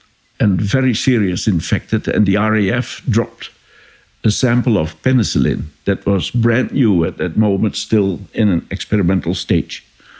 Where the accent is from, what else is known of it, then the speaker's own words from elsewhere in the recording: Enschede, Overijssel, Netherlands; born there; English is a second language; And I was born in the Catholic hospital in Enschede, in the eastern part of the country.